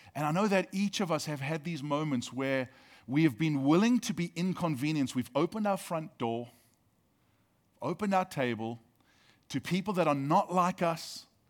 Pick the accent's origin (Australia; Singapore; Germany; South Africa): South Africa; now in United States; Being South African actually means that I have dual citizenship.